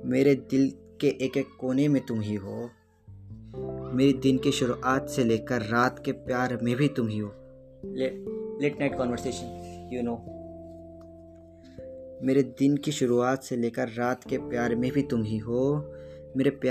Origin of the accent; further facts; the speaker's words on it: Nagpur, Maharashtra, India; और मैं नागपुर शहर से हूँ